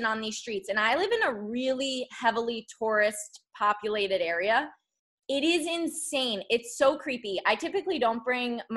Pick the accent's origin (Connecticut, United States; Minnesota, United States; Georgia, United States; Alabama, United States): Connecticut, United States; now in Florida, United States; I live in Florida, so that's weird, but I'm from Connecticut